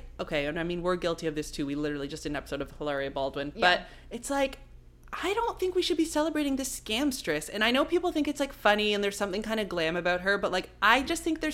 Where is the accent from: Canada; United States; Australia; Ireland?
Canada; Toronto, Ontario; Us GTA girls, we just move different.